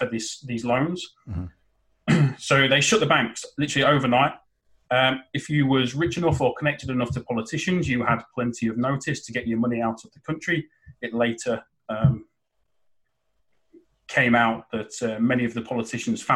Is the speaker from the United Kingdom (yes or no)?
yes; Boston, East Midlands, United Kingdom; I'm actually originally from Boston, where the Pilgrim Fathers left from